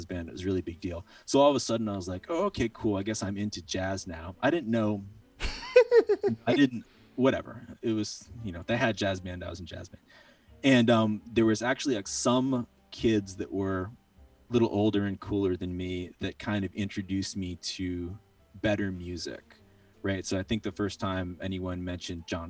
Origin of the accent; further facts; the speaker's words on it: Maine, United States; also born or lived in Baltimore, Maryland; now in Greensboro, United States; I'm from Maine. So I'm from Maine and I'm old.